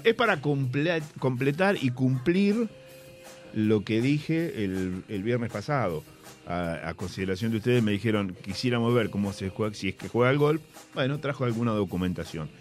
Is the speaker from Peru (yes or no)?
no; La Plata, Buenos Aires Province, Argentina; yo nací en La Plata y viví en La Plata.